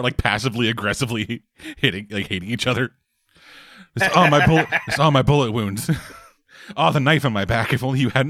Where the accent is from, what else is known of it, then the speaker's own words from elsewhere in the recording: Canada; as we are both Canadian.